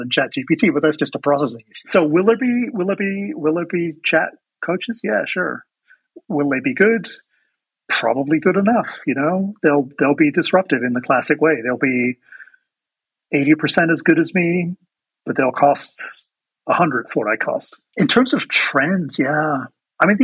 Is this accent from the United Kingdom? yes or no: yes; England, United Kingdom; moved away; I'm originally from England